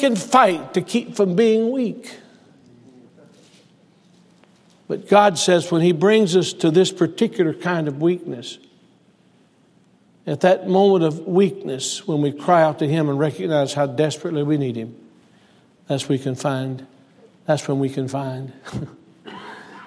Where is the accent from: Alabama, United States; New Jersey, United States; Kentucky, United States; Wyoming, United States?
Alabama, United States; Selma; moved away; I was born in Selma, Alabama, to Preston Sexton